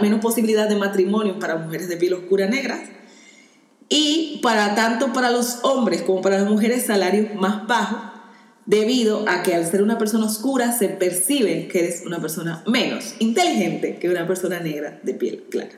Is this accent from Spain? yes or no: no; Dominican Republic; moved away; yo en mi país sí soy negra